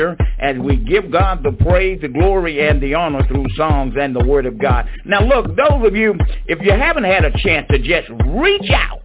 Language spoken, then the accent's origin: English; Franklinton, North Carolina, United States; Franklinton, North Carolina. My hometown